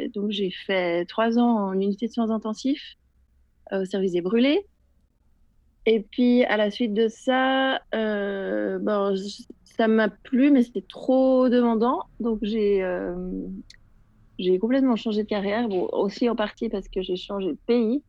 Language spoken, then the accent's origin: French; Geneva, Switzerland; je suis euh, de Genève